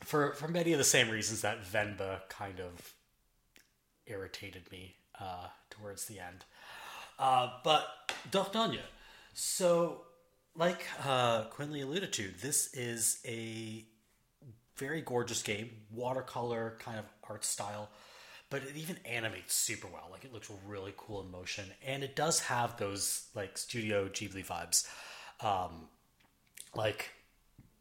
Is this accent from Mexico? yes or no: no; Canada; I'm Canadian